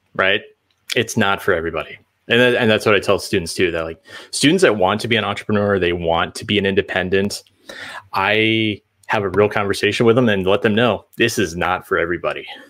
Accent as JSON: {"language": "English", "region": "Central Illinois", "country": "United States", "tie": "born or raised there", "said": "I grew up in Central Illinois"}